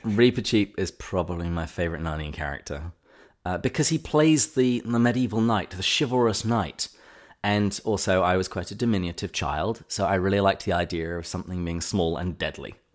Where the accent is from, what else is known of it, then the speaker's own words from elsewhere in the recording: England, United Kingdom; growing up in England